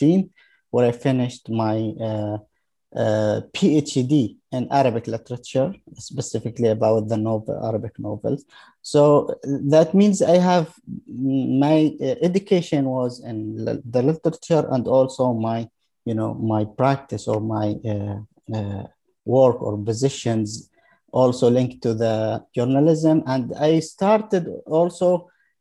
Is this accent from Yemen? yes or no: yes; Yemen; moved away as an adult; also born or lived in Sana'a, Yemen / Hadramaut, Yemen; now in Sweden; I came from Yemen. I was born there in 1979. Actually, my elementary school was in the village, in one of Yemeni village in the western part of Yemen